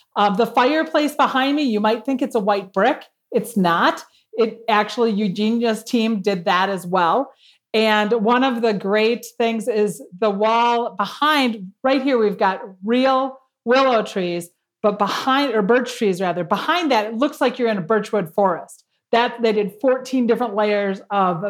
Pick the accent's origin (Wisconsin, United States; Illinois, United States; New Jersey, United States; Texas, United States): Wisconsin, United States; Madison; moved away as an adult; now in Knoxville, United States; I come from Madison, Wisconsin